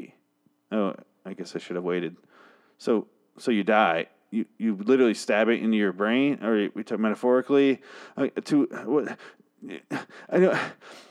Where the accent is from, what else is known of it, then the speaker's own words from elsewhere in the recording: Michigan, United States; I'm from Michigan too.